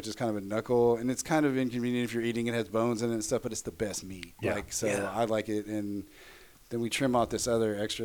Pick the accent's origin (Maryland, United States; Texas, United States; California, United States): Texas, United States; Tyler; also born or lived in San Marcos, Texas; now in Austin, United States; I'm from East Texas originally